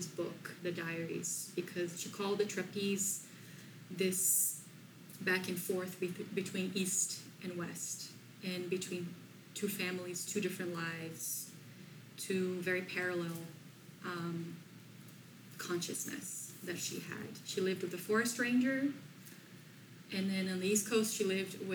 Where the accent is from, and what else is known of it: Brazil; English is a second language; moved away as an adult; now in Sierra Madre, United States